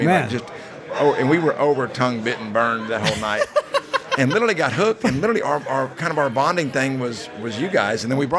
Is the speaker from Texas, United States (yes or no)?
yes; Longview, Texas, United States; I'm actually from, we're from East Texas, Longview. It's a couple miles, 200 miles from here, 150